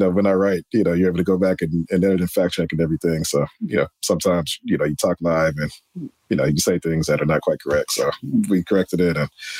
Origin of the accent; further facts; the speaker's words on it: Detroit, Michigan, United States; I'm born and raised in Detroit